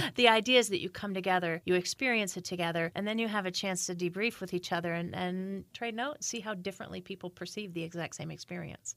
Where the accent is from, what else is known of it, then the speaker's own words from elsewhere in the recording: Indiana, United States; moved away as an adult; also born or lived in Chicago, United States / New York, United States; now in Frederick, United States; I'm from Indiana originally, then Northwestern in Chicago, and then, uh, New York for fifteen years